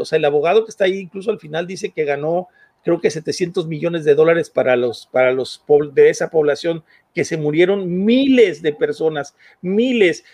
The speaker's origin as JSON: {"language": "Spanish", "country": "Mexico", "said": "nosotros como México"}